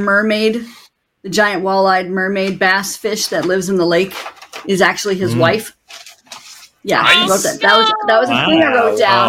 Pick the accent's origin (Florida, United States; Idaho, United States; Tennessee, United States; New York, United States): New York, United States; Ithaca; they just described my hometown. And then it just got further and further. And I was like, haha, yeah. Ithaca.